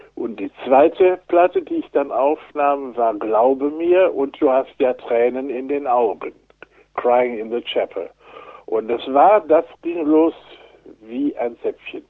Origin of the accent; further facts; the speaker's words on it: Wuppertal, North Rhine-Westphalia, Germany; also born or lived in Marburg; ich stamme ja aus Wuppertal.